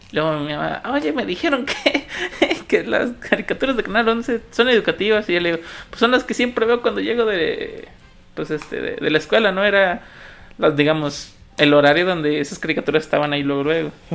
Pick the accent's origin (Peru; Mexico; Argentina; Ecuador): Mexico; uno como mexicano